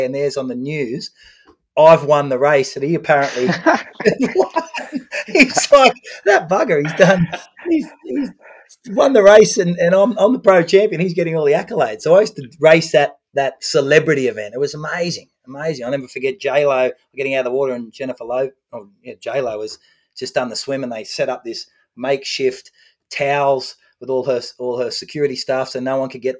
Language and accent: English; Australia; also born or lived in Malibu, United States; being an Australian